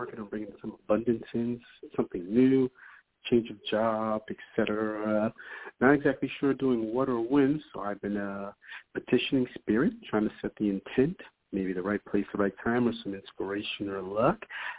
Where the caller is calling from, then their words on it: New York, United States; calling from New York.